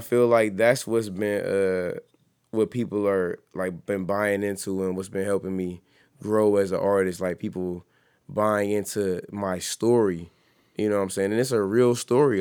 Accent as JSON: {"language": "English", "town": "East Cleveland", "region": "Ohio", "country": "United States", "said": "I'm from East Cleveland."}